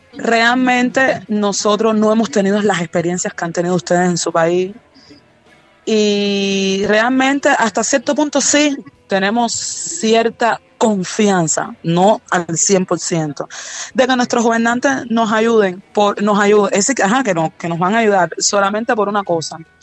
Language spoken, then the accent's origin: Spanish; Cuba; aquí en Cuba